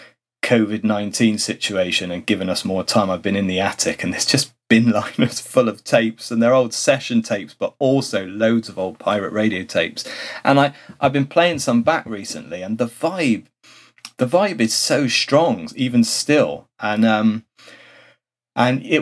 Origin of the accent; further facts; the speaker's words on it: Bristol, South West England, United Kingdom; accent: Bristolian; I spent my early years in growing up in inner city Bristol, and then my teens, my parents then moved out so we could have a bigger garden, and it was a bit further out in Bristol